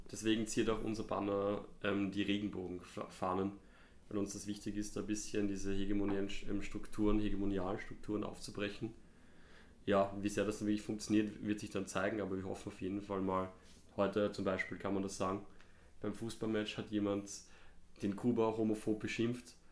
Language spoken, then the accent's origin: German; Vienna, Austria; Ich bin in Hütteldorf aufgewachsen, gar nicht so weit weg vom Hanapi-Stadion